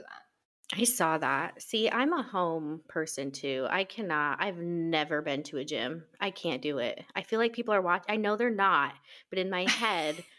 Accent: Nebraska, United States; moved away as an adult; now in Washington, United States; I am originally from Nebraska, but I've lived out here in Washington for almost seven years

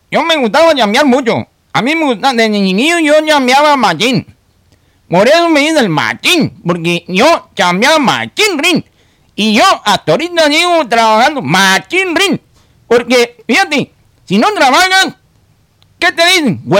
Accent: Florencia, Mexico; now in Virginia, United States; de Florencia. Y pues ahí me han apodado así. Yo nací ahí en la calle Avenida Morelos. Ahí, ahí tenían su casa. Yo ahí viví muchos años, muchos años. Hasta que me vine y pagaba al otro lado.

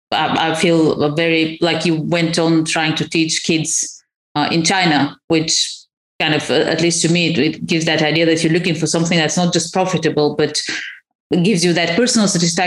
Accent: Crimea, Ukraine; moved away; where are you from? I'm like, Crimea.

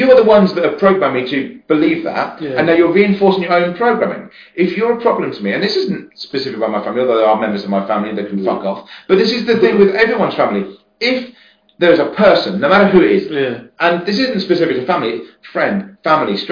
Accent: West Sussex, South East England, United Kingdom; moved away; I'm from West Sussex. So, but I moved away

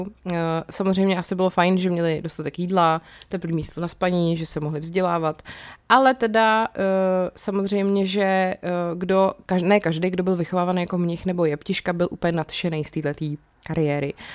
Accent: South Bohemian Region, Czechia; jsem z Jižních Čech

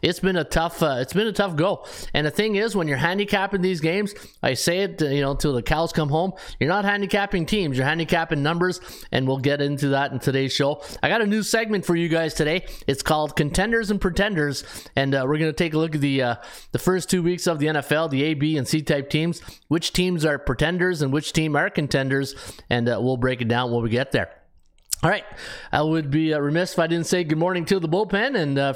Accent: New York, United States; Elliot, as a New Yorker, I'm fat and sassy right now.

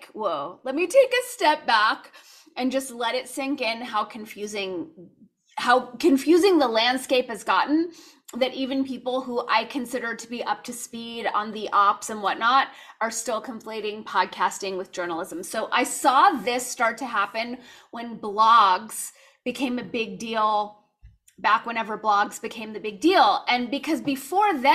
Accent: Los Angeles, California, United States; where I grew up in Los Angeles

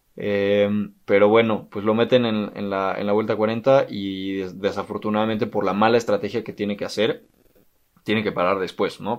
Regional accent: Mexico; los que somos mexicanos

